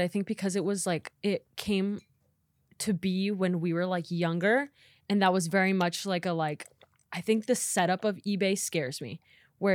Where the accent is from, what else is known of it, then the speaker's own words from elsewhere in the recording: Midwest, United States; now in Los Angeles, United States; Yeah. Well, and like I'm from the Midwest, and so like places like LA and like New York is so romanticized.